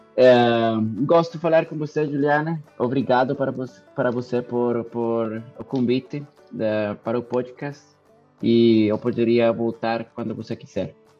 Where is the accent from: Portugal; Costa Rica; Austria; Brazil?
Costa Rica; Portuguese is a second language; minha seleção, Costa Rica